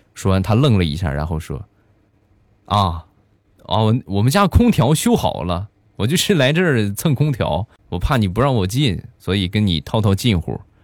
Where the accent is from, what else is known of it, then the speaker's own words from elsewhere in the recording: Shandong, China; accent: Shandong dialect; 我们这边山东方言啊，一般都是说俺